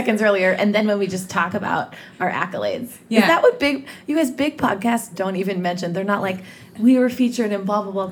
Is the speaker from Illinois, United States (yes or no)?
yes; Chicago, Illinois, United States; born or raised there; accent: Chicago; moved away